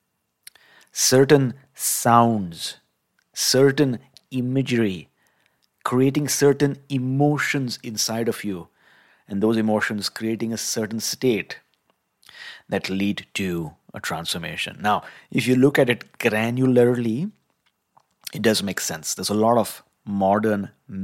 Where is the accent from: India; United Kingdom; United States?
India; growing up in India